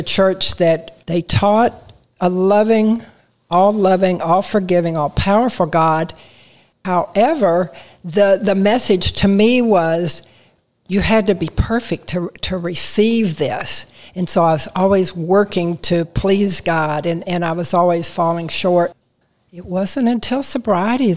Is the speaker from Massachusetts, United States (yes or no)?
no; San Antonio, Texas, United States; also born or lived in Kansas City, Missouri; I grew up in San Antonio, Texas